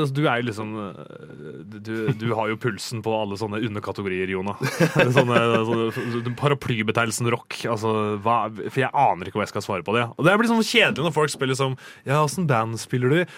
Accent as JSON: {"language": "Norwegian", "town": "Rakkestad", "region": "Østfold", "country": "Norway", "said": "jeg er fra Rakstad"}